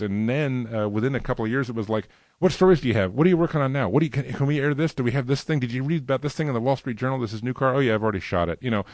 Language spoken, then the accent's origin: English; Los Angeles, California, United States; also born or lived in Burbank / New Jersey; I was actually born and raised, uh, primarily in the San Fernando Valley. I was born in Burbank, but we lived in New Jersey for about two and a half years when I was a real small toddler